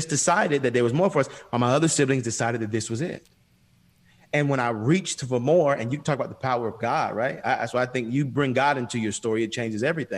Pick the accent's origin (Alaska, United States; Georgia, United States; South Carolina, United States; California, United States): Georgia, United States; Atlanta; I grew up on Auburn Avenue, which was the birthplace of civil rights here, in the States, and especially in in Atlanta.